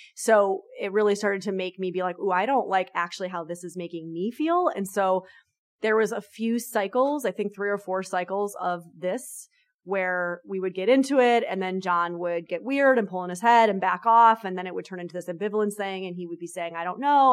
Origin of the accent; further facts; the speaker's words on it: New York, United States; I'm a New Yorker